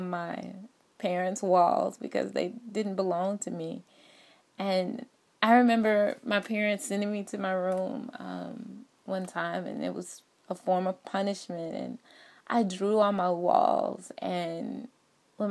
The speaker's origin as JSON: {"language": "English", "town": "Atlanta", "region": "Georgia", "country": "United States", "said": "I am originally from Atlanta, Georgia."}